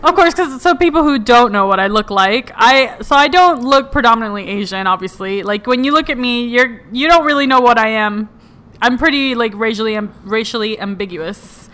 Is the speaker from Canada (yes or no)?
no; Puerto Rico; moved away; I was raised in Puerto Rico